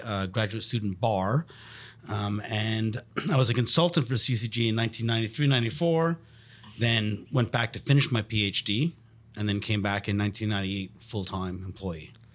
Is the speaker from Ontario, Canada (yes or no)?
no; Montreal, Quebec, Canada; I'm born and raised in Montreal.